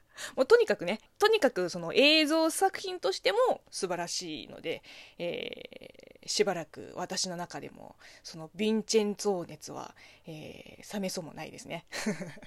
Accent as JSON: {"language": "Japanese", "country": "China", "tie": "born or raised there", "second_language": "Japanese", "moved": "yes", "lives_now": "Japan", "said": "中国生まれ、中国育ちの私"}